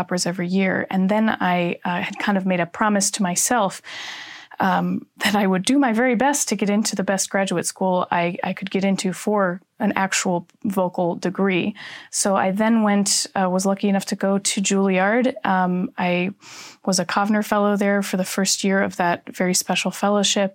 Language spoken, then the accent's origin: English; Minneapolis, Minnesota, United States; moved away as an adult; So I am from Minneapolis, Minnesota, originally, and that's where I grew up